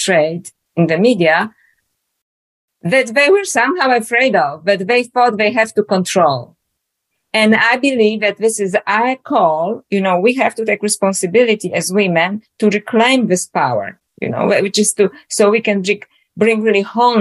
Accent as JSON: {"language": "English", "country": "Poland", "tie": "born or raised there", "moved": "yes", "lives_now": "Australia", "said": "as you can hear from my accent, I was born in Poland originally. Now I live in Australia."}